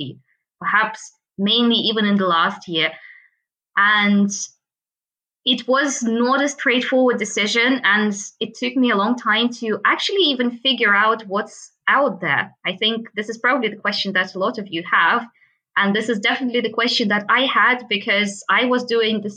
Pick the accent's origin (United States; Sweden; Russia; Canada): Russia; moved away as an adult; also born or lived in Moscow / Munich; I'm actually from Russia